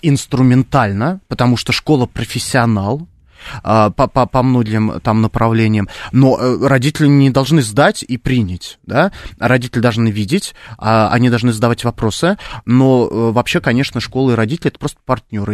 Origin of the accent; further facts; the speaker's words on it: Khimki, Moscow Oblast, Russia; я обычный парень из Химок